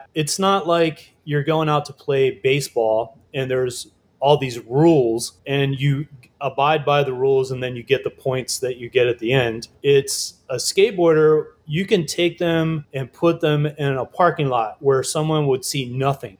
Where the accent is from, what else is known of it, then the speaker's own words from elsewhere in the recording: Virginia Beach, Virginia, United States; also born or lived in New York; now in Luray, United States; I grew up in Virginia Beach